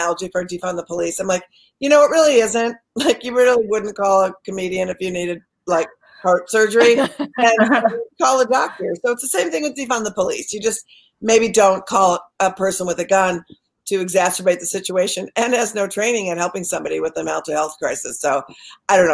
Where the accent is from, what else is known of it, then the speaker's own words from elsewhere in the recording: Minneapolis, Minnesota, United States; moved away; I am born and raised in Minneapolis, and I came back here to quarantine.